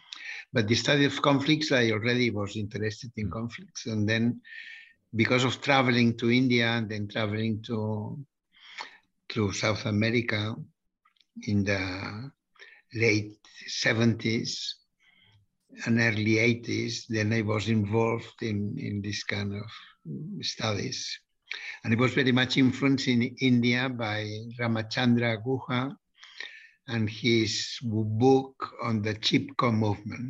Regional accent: Barcelona, Catalonia, Spain; I am from Barcelona

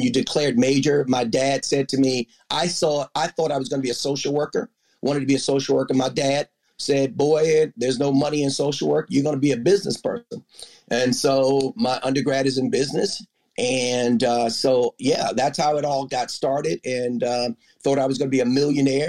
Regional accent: Harwood, Maryland, United States; I grew up, so I am from Anne Arundel County in Maryland, in the rural part of suburb outside of Annapolis called Harwood, Maryland

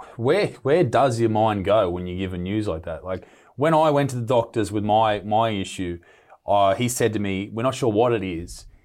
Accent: Newcastle, New South Wales, Australia; my hometown here in Newcastle in Australia

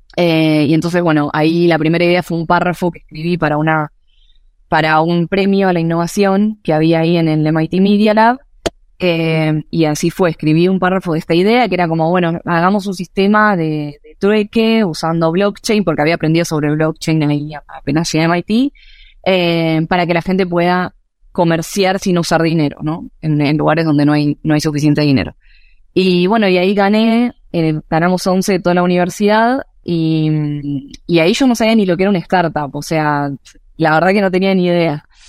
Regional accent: Buenos Aires, Argentina; soy argentina, de ahí nací y crecí, en Buenos Aires

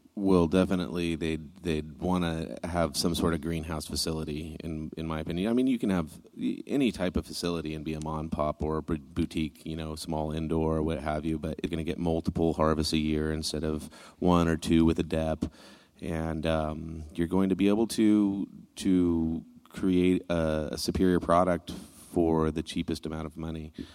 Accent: Northern California, United States; I'm from Northern California in the mountains, so it was a kind of a way of life

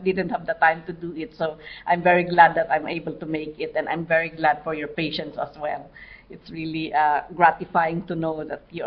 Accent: Mountain Province, Cordillera Administrative Region, Philippines; I come from the Cordillera region in the Philippines

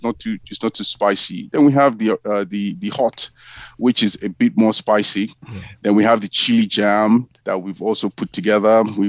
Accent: Nigeria; So I'm Nigerian, and what I've done is I've taken quite a number of ingredients that I've used over time from Nigeria

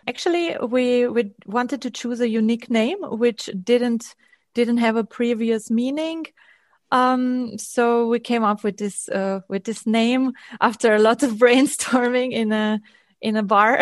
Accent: Transylvania, Romania; moved away; I'm coming from Transylvania, from Romania.

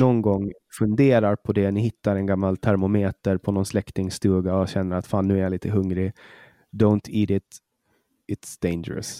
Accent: Åland Islands; vi har på Åland, har vi hemma på Åland

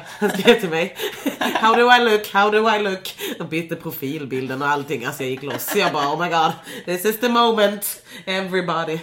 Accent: Lund, Skåne, Sweden; jag är ju från Lund. Så, eller så jag, jag växte ju upp i en stad där inte så mycket hände

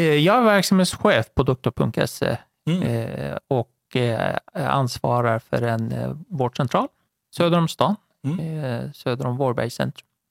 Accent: Iran; now in Sweden; född och uppvuxen i Iran

